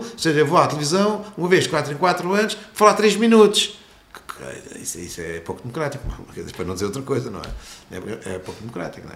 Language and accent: Portuguese; Lisbon, Portugal; eu sou de Lisboa